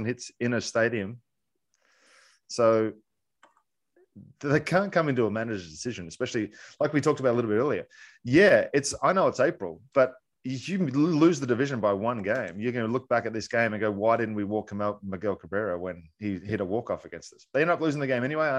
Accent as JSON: {"language": "English", "country": "Australia", "tie": "born or raised there", "moved": "yes"}